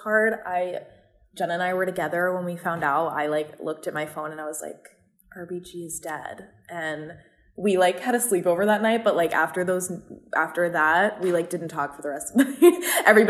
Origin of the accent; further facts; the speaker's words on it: Los Angeles, California, United States; moved away; I'm from Southern California around LA where it's very liberal